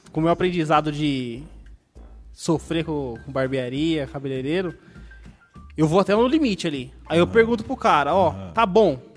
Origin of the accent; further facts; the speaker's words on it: Boituva, São Paulo, Brazil; Eu sou nascido e criando em Boituva.